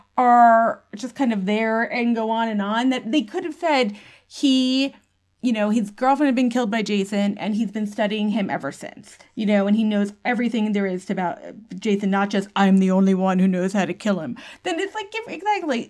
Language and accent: English; New York City, New York, United States; I'm a New Yorker